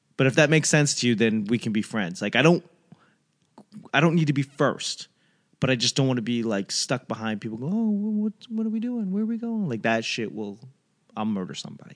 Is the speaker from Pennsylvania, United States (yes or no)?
no; Boston, Massachusetts, United States; moved away; I grew up in Boston when it was like, uh, it was a shithole